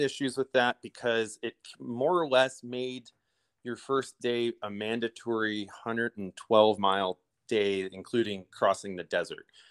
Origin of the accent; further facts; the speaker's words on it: Illinois, United States; moved away as an adult; now in Idyllwild, United States; I'm a Midwesterner and um, moving out here from Illinois.